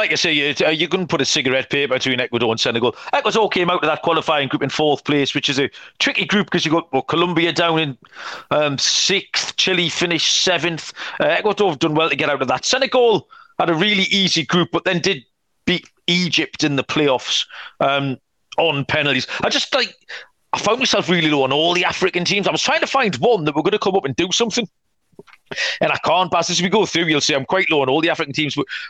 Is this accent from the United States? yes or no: no; England, United Kingdom; It should be England, and obviously we're both English.